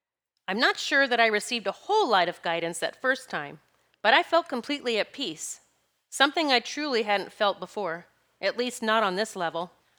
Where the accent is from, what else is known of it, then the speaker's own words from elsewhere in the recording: Pennsylvania, United States; I'm from Pennsylvania.